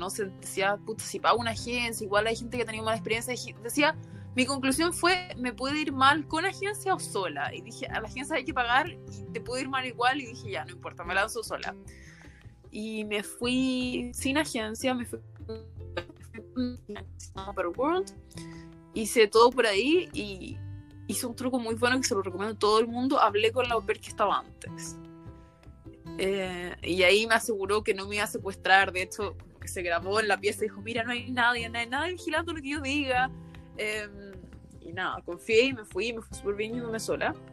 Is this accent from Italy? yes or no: no; Chile; moved away as an adult; also born or lived in Austria / United States; now in Germany; soy chilena y hace dos años vivo en Europa.